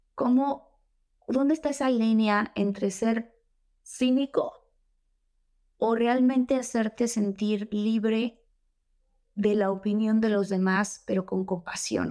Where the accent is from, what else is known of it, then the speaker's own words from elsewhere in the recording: Tabasco, Mexico; moved away; also born or lived in Mexico City; soy de Tabasco.